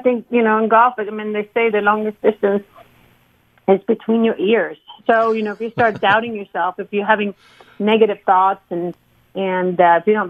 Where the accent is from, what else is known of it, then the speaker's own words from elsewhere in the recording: Sweden; growing up in Sweden